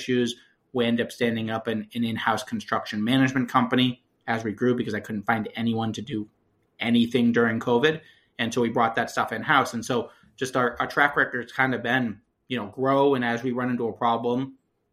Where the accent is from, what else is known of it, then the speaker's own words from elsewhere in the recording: Connecticut, United States; now in Lowell, United States; I grew up in Connecticut